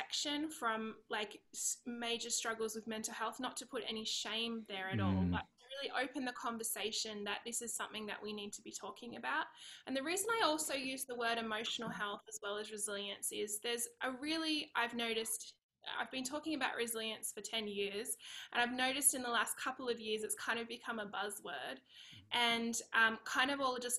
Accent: Australia; accent: Aussie; moved away as an adult; now in California, United States; I'm Australian. I live in California. Now, we've been here for about 3 years

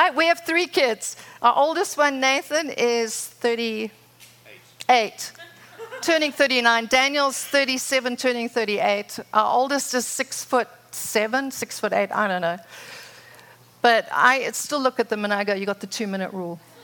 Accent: Zimbabwe; moved away as an adult; now in United States; I'm from Zimbabwe. For those that didn't know, I met Rod there, had my children there, lived there for 27 years. My father was a pioneer farmer.

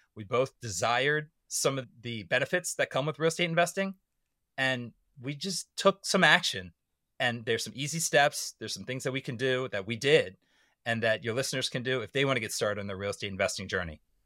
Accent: suburban Maryland, United States; moved away as an adult; I had to live in my hometown in suburban Maryland

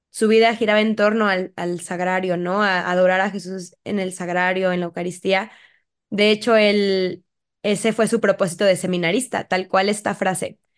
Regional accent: Mexico; creo que es un cristero que no es tan conocido y que creo que como mexicanos hay que conocer.

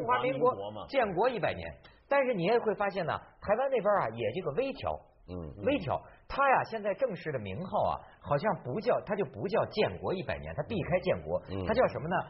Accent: Hebei, China; 我的老家，我们河北人民

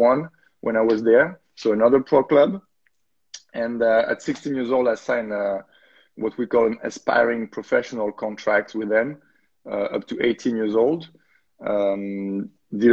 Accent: small village near Lille, Hauts-de-France, France; moved away as an adult; also born or lived in Valenciennes; now in New York, United States; I was born in France and started playing in the north in a small village near Lille

